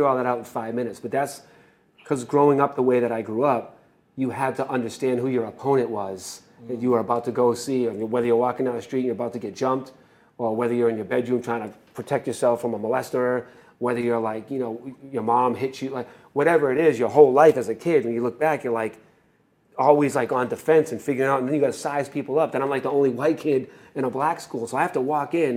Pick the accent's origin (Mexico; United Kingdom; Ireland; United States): United States; Boston, Massachusetts; Started as a kid in Boston